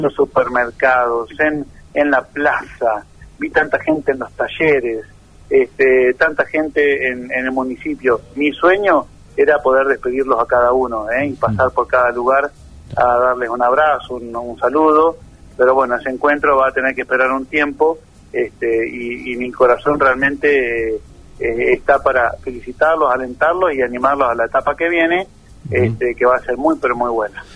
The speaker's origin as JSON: {"language": "Spanish", "area": "near the Atlantic", "region": "Buenos Aires Province", "country": "Argentina", "tie": "born or raised there", "also_born_or_lived": "La Plata", "lives_now": "Darregueira, Argentina", "said": "Yo soy de la provincia de Buenos Aires, ¿viste? Y nací cerca del mar Atlántico si no, sino crecí en cerca del mar Atlántico porque nací en Buenos Aires."}